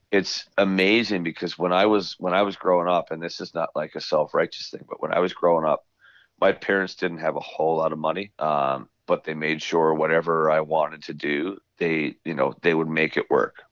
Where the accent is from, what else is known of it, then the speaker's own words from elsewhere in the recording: Newfoundland and Labrador, Canada; I'm from Newfoundland